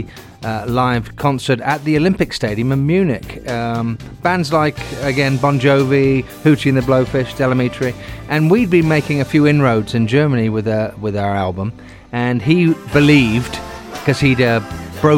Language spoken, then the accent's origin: English; England, United Kingdom; moved away as an adult; now in United States; in my home country, in England